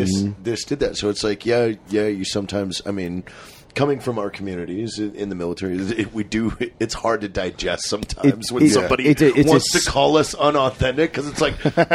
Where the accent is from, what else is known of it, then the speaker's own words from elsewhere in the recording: Paulsboro, New Jersey, United States; my hometown in Paulsboro was, the population was 7,500 people.